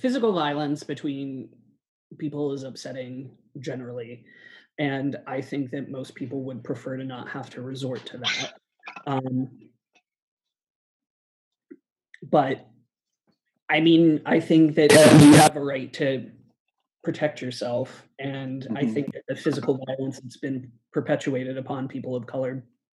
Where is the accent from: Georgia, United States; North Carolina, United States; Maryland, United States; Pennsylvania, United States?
Pennsylvania, United States; Pittsburgh; I'm from Pittsburgh.